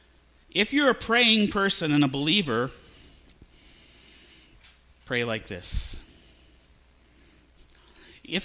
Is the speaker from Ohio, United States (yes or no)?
yes; Maple Heights, Ohio, United States; I'm from Maple Heights. I'm from here